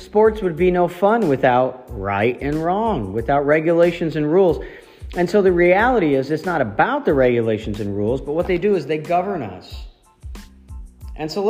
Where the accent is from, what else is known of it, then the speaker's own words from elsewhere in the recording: Ohio, United States; moved away as an adult; I grew up in Ohio. I've been gone as long as I grew up there.